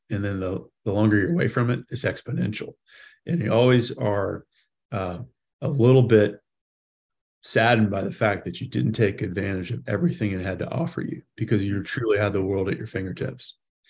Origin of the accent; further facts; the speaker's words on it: the South, United States; people knew I was from the South. And so there were some stereotypes put on me, maybe some true, but, you know, mostly not.